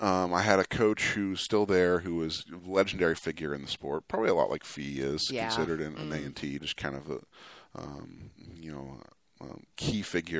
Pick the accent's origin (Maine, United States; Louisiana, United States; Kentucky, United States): Kentucky, United States; Lexington; moved away as an adult; also born or lived in Gainesville, Florida; now in Waco, United States; I grew up in Lexington. I was born in Gainesville, Florida, but I moved to Lexington when I was 7. So kind of claim Lexington as my hometown.